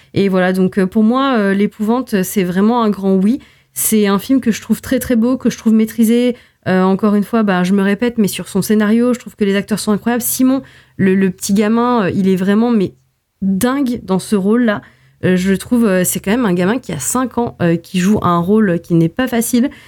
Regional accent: Portugal; en tant que portugaise

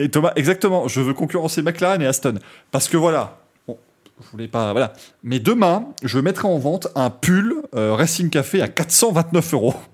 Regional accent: Belgium; je suis belge.

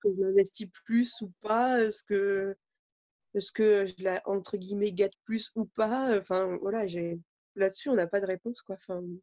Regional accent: France; chez nous en France

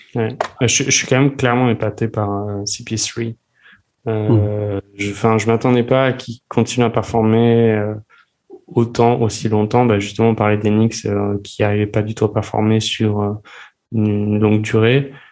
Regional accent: France; on est français

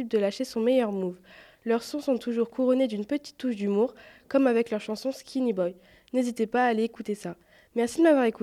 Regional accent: Saint-Quentin, Hauts-de-France, France; je viens de l'Aisne, de Saint-Quentin.

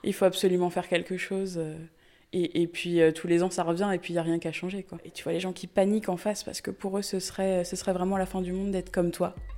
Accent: Sarthe, Pays de la Loire, France; also born or lived in Le Mans; je suis originaire de la Sarthe et j'habite euh, aujourd'hui au Mans

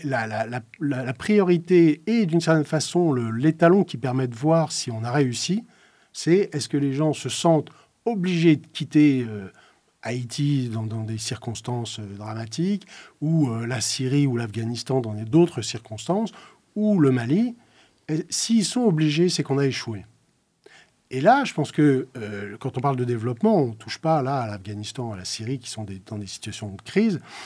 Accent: Lorraine, Grand Est, France; j'ai grandi en Lorraine, dans une Lorraine sinistrée euh, par la crise de la chirurgie

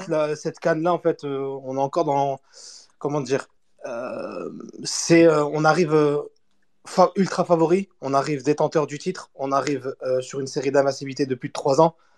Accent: Lille, Hauts-de-France, France; je suis lillois et je suis algérien

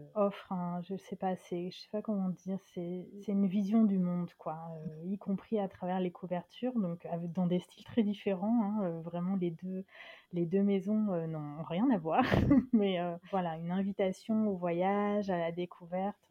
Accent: France; also born or lived in Dakar, Senegal; la France, c'est chez moi, c'est mon pays.

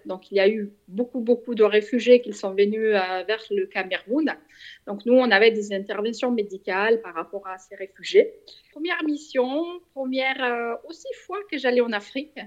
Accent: Switzerland; je suis suisse

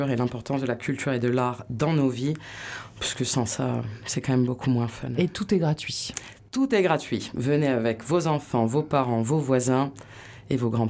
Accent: Landes, Nouvelle-Aquitaine, France; moved away as an adult; also born or lived in Paris / Bordeaux; Je suis née à Paris, Élise. Mais j'ai grandi dans les Landes.

